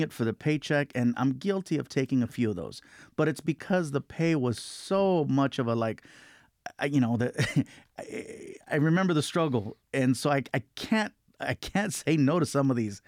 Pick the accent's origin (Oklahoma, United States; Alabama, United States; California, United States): California, United States; Long Beach; we lived in a lot of different apartments, uh, growing up in Long Beach